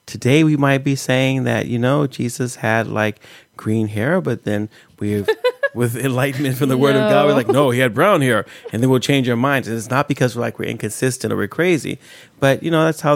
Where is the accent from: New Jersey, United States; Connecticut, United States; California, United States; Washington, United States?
California, United States; Oakland; moved away as an adult; also born or lived in Breckenridge, Colorado; now in Sweden; I come from the States, so I was born in a town called Oakland, which is in California, right across from San Francisco